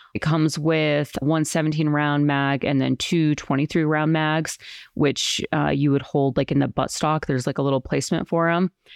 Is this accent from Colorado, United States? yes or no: yes; Colorado, United States; moved away as an adult; also born or lived in New York City; I'm from Colorado, I left when I was eighteen, went to New York City